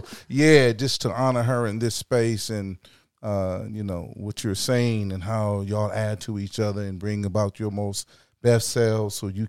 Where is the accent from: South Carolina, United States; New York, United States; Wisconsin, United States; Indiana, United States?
South Carolina, United States; Yeah, I come from South Carolina.